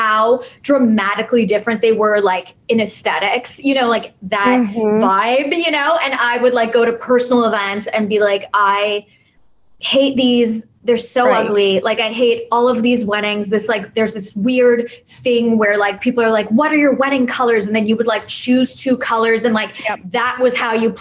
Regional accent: Canada; moved away as an adult; also born or lived in New York / Toronto; I'm Canadian

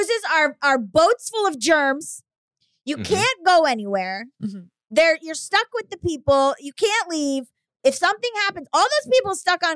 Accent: Florida, United States; I'm from Florida

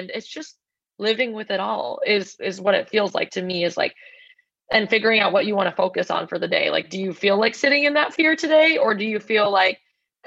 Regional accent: Boston, Massachusetts, United States; We're both sisters and daughters of refugees. We grew up in Boston.

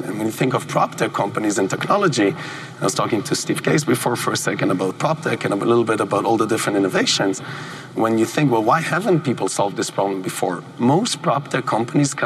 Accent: Israel; moved away; where I grew up in Israel

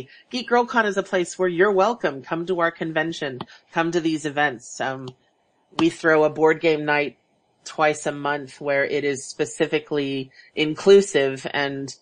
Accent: Houston, Texas, United States; now in Seattle, United States; growing up in Houston, where it was a melting pot.

